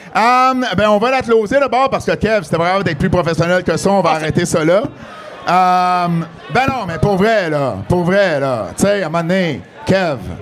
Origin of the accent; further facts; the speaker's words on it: Montreal, Quebec, Canada; Je viens de Montréal